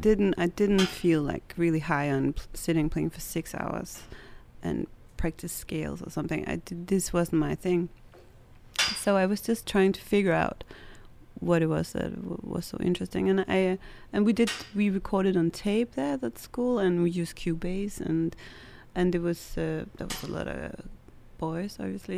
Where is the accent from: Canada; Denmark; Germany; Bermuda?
Denmark; Copenhagen, Capital Region of Denmark; So I am from Denmark, and I grew up in Copenhagen, a little bit north of Copenhagen.